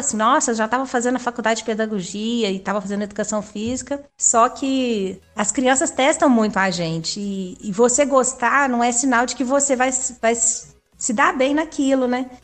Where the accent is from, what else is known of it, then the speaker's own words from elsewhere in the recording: Belo Horizonte, Minas Gerais, Brazil; also born or lived in Brasília / Germany; Eu sou de Belo Horizonte mesmo.